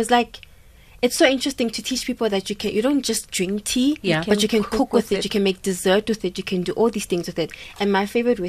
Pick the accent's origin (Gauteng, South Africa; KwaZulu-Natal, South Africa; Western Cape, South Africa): Gauteng, South Africa; Pretoria; moved away as an adult; also born or lived in Stellenbosch / Los Angeles; we're so proud to be Mamelodi girls. We tell everybody we're from Mamelodi.